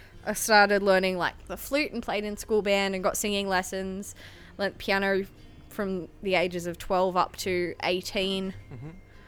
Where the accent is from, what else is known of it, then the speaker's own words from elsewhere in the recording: Sydney, New South Wales, Australia; moved away as an adult; also born or lived in Newcastle, Australia; I grew up in Western Sydney